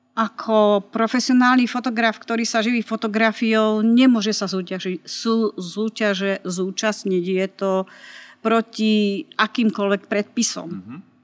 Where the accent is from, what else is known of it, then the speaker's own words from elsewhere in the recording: Martin, Žilina Region, Slovakia; also born or lived in Čadca / Prague; pochádzam z Martina